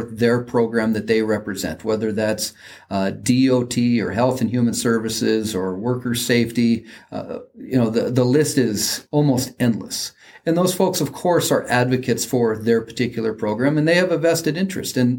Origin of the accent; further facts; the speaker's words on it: Mandan, North Dakota, United States; my hometown right across the river from where we're